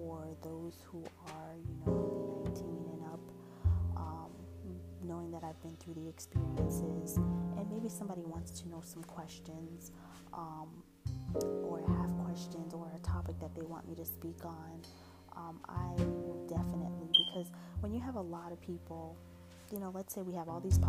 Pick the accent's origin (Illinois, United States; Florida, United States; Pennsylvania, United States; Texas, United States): Florida, United States; also born or lived in New Jersey; I was born in New Jersey. I ended up moving here moving to Florida when I was 9 years old. And then from there, I've just been pretty much a Floridian.